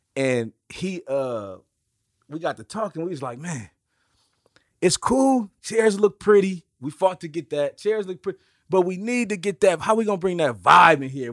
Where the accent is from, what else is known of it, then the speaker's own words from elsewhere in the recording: Oakland, California, United States; I grew up in Oakland